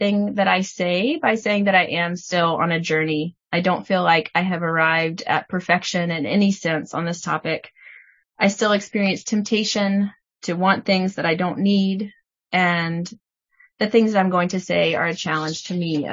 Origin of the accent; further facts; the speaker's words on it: Tennessee, United States; I grew up in Tennessee in a church that didn't teach anything about modesty